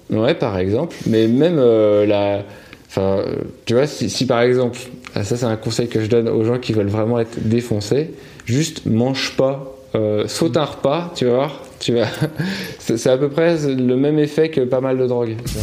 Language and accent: French; Paris, Île-de-France, France; on s'est installé dans un quartier de Paris près de Stalingrad. Et après, on a bougé juste à côté de Gare de l'Est.